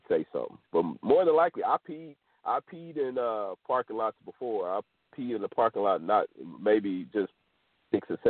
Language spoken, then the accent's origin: English; Houston, Texas, United States; I'm from Houston, Texas